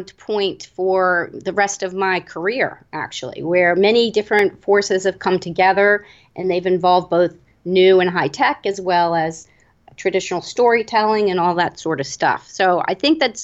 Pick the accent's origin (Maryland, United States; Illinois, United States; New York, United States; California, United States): Maryland, United States; Annapolis; I grew up in Annapolis, Maryland, which is a historic town.